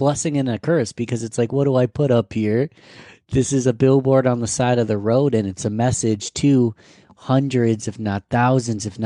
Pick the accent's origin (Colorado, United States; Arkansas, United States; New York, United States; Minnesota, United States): Colorado, United States; moved away; I come from Colorado